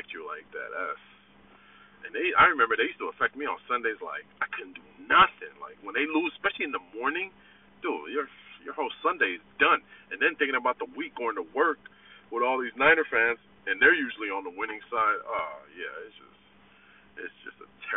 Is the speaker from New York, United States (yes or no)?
no; the Bay Area, California, United States; I'm from the Bay